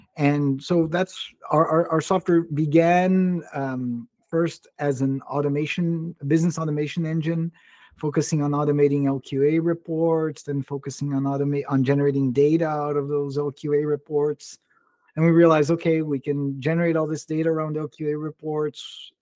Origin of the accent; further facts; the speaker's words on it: Brazil; I was born and raised in Brazil, grew up speaking Portuguese, English, and Spanish